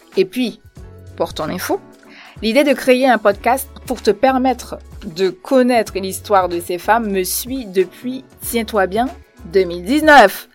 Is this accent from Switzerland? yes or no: no; Port-au-Prince, Ouest, Haiti; moved away as an adult; now in France; Je suis née à Port-au-Prince en Haïti en 1987.